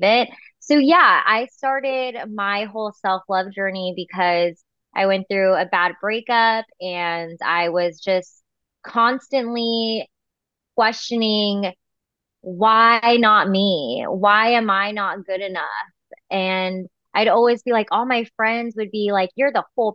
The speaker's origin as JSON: {"language": "English", "area": "Bay Area", "region": "California", "country": "United States", "lives_now": "Fresno, United States", "said": "I'm from the Bay Area, but it's nice to be back home in California."}